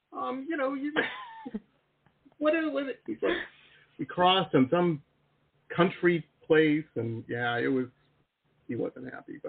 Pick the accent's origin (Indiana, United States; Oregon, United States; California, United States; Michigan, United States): Michigan, United States; Detroit; growing up in Detroit.